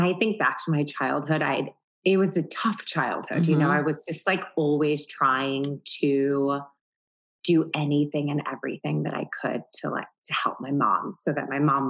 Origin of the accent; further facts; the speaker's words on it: Syracuse, New York, United States; now in New York City, United States; I grew up in Syracuse, New York.